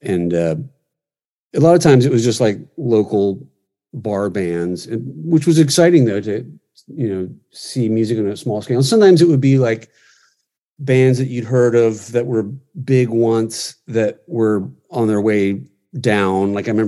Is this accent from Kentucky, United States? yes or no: no; Washington, District of Columbia, United States; also born or lived in Virginia; now in Los Angeles, United States; I was born in Washington, D.C.